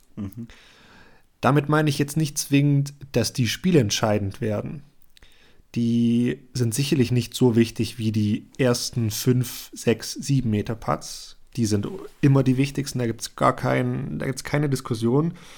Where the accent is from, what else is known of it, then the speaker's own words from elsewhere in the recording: Germany; bei uns in Deutschland